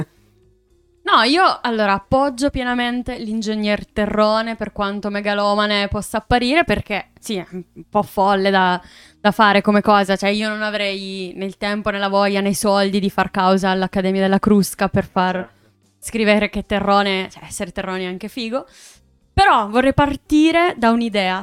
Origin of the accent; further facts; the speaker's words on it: Southern Italy, Italy; also born or lived in Emilia-Romagna; now in Trento, Italy; sono terrona